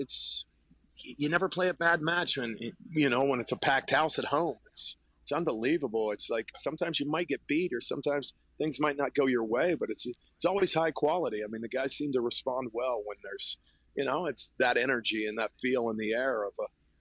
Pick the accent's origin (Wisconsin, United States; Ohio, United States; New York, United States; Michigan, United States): Ohio, United States; Zanesville; I grew up in Zanesville, Ohio